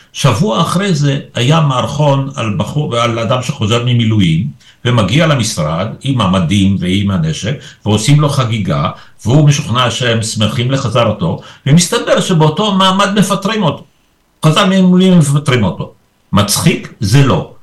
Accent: Israel; Hebrew is a second language; also born or lived in Poland; ואני הגעתי ביחד איתם כילד בן שבע, אז זאת הסיבה שאני פה. ופה למדתי עברית, ופה גדלתי

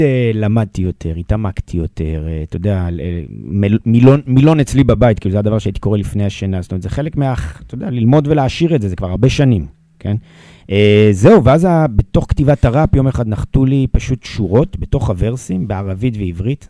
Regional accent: Jerusalem, Jerusalem District, Israel; גדלתי בירושלים בסביבה מאוד ערבית

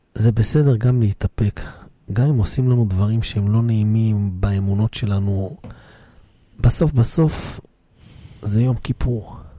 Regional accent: Bnei Brak, Tel Aviv District, Israel; גדלתי בבני ברק

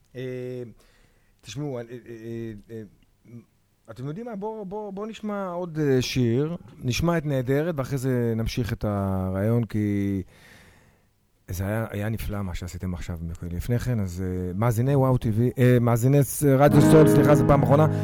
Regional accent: Tel Aviv-Yafo, Tel Aviv District, Israel; אני ביפו ד' בשן ארי.

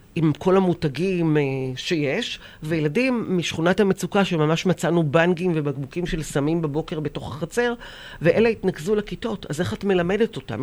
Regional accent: Israel; אנחנו כבר ילידות הארץ

